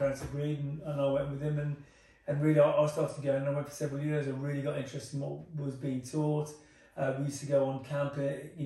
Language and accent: English; Wolverhampton, West Midlands, United Kingdom; moved away as an adult; I grew up in Wolves, went away to uni, trained to be a teacher, and here I am now